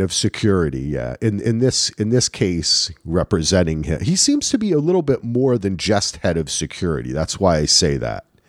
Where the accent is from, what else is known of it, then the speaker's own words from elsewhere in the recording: New Jersey, United States; moved away; I am from New Jersey